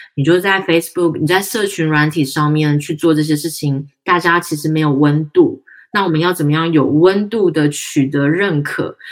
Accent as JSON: {"language": "Chinese", "region": "Tainan", "country": "Taiwan", "said": "因为我们台南人嘛"}